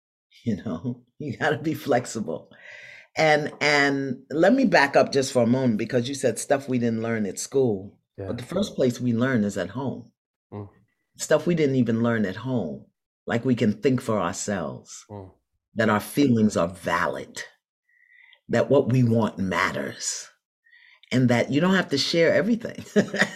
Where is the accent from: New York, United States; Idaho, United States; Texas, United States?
New York, United States; New York City; moved away; also born or lived in Philadelphia; I'm from Brooklyn.